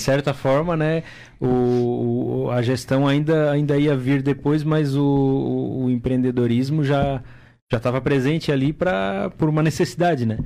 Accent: Timbó, Santa Catarina, Brazil; moved away; lá na minha cidade, lá em Timbó

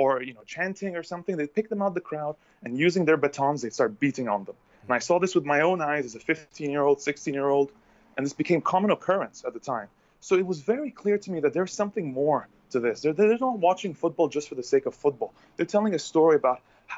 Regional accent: Egypt; moved away as an adult; also born or lived in Bahrain / Saudi Arabia; I'm an Egyptian by blood, and I grew up in Egypt, and I also grew up in Bahrain and in Saudi Arabia

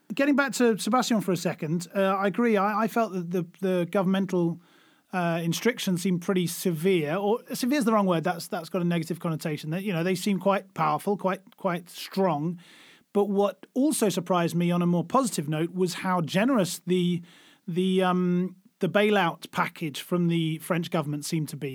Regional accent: United Kingdom; now in Germany; I'm, I'm British, but I live in Germany

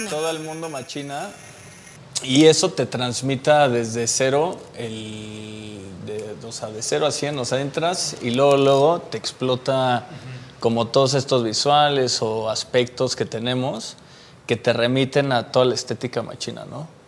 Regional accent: Texcoco, State of Mexico, Mexico; soy de Texcoco.

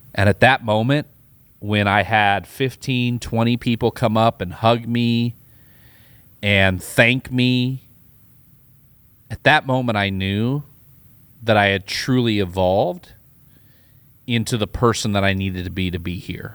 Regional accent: Iowa, United States; also born or lived in Tulsa, Oklahoma; now in Austin, United States; I grew up in Iowa. I lived in Tulsa

